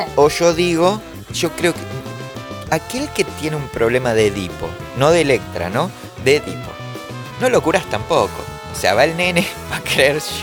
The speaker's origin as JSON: {"language": "Spanish", "town": "Caseros", "region": "Buenos Aires Province", "country": "Argentina", "said": "Yo soy de Casero"}